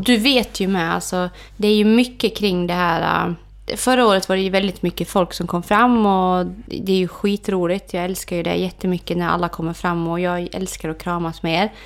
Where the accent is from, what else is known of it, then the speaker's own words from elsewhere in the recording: Orsa, Dalarna County, Sweden; jag är ju uppvuxen på hotellet i Orsa